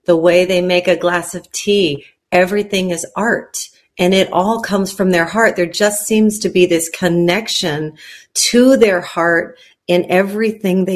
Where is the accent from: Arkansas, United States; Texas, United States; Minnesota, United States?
Texas, United States; San Antonio; also born or lived in Mexico; now in Nashville, United States; I was born in San Antonio, Texas, into a bicultural home.